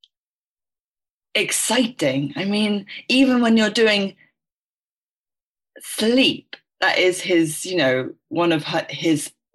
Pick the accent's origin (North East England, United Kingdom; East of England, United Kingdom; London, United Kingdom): London, United Kingdom; I was born in London.